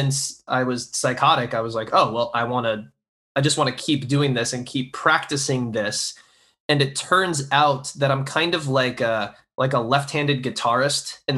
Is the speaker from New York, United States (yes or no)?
no; Florida, United States; Growing up in Florida